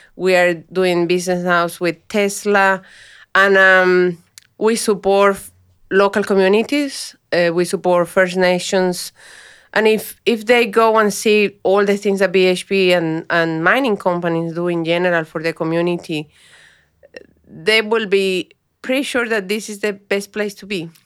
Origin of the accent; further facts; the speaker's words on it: Colombia; English is a second language; moved away as an adult; now in Australia; I was a high performance employee back home, and I came here